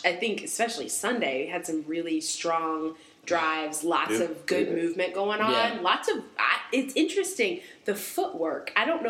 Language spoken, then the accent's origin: English; Williamsport, Pennsylvania, United States; now in Charlotte, United States; My hometown is the home of Little League baseball